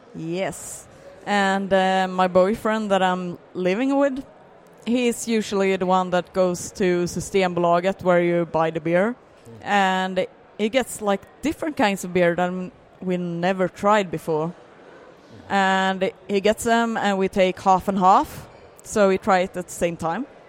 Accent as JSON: {"language": "English", "town": "Landvetter", "region": "Västra Götaland", "country": "Sweden", "tie": "born or raised there", "said": "I grew up in Landvetter"}